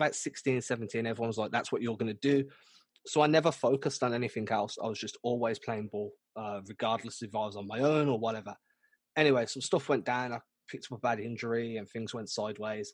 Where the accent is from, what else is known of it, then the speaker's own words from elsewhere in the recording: England, United Kingdom; My best friend who I grew up with in England since we were like 2 years old